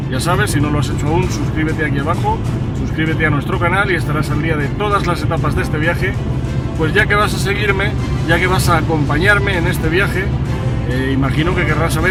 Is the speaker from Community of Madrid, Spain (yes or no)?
yes; Madrid, Community of Madrid, Spain; now in Segovia, Spain; soy madrileño de nacimiento, aunque bueno, pues eh, ciudadano del mundo de adopción He vivido en varios sitios, he vivido en Madrid hasta 2004